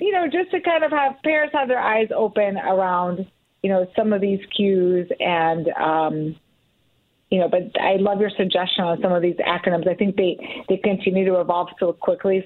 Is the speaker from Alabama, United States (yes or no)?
no; Oak Park, Illinois, United States; my hometown of Oak Park